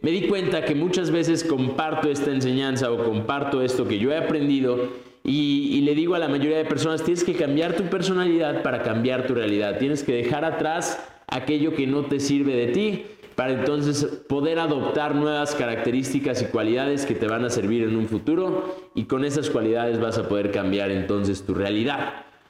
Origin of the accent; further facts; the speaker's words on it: Mexico; first language Spanish; moved away as an adult; also born or lived in Colombia / English-speaking country; sí soy mexicano, pero ya soy medio colombiano